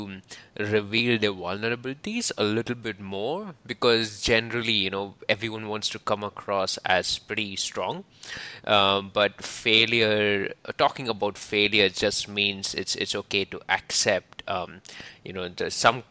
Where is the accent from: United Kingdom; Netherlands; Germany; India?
India; moved away as an adult; I'm from India, so failing is something that's looked at in a very different manner